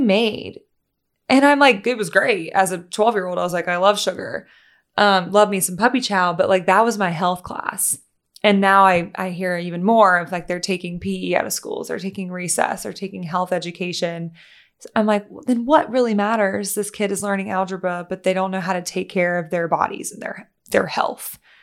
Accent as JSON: {"language": "English", "region": "Louisiana", "country": "United States", "tie": "born or raised there", "also_born_or_lived": "Tennessee", "moved": "yes", "said": "I grew up in Louisiana and then I moved to Tennessee"}